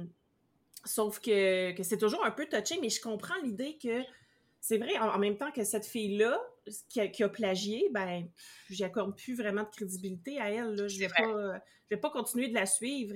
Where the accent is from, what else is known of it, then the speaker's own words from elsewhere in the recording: Canada; même si c'est celui qui est dans mon pays d'origine